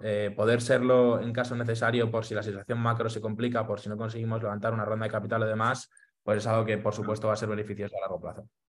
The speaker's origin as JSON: {"language": "Spanish", "town": "Madrid", "region": "Community of Madrid", "country": "Spain", "tie": "born or raised there", "said": "Soy de Madrid, eh, nací aquí en, España"}